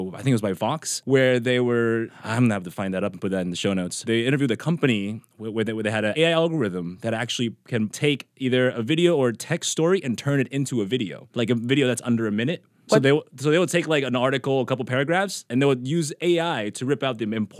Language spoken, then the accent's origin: English; Taiwan; now in Seattle, United States